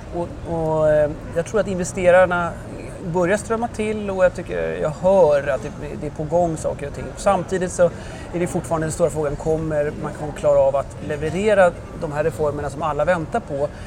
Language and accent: Swedish; Sweden; moved away as an adult; now in France; som svensk efter två år i Frankrike